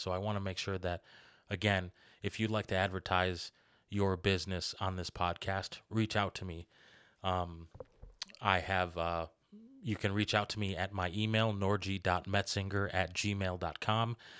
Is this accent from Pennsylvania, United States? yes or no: no; Kenosha, Wisconsin, United States; moved away as an adult; now in Racine, United States; I'm originally from Kenosha. I was born and raised there, lived there for most of my life. and now I live in Racine